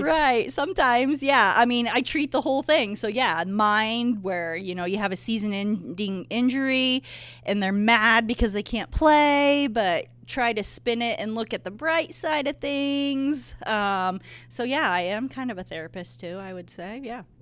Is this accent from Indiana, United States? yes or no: yes; Bourbon, Indiana, United States; also born or lived in Bloomington, Indiana; I am from Bourbon. I went to Triton High School